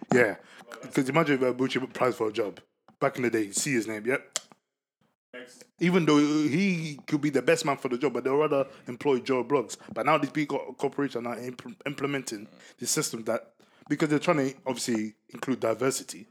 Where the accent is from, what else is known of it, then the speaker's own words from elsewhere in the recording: Ghana; I'm a Ghanaian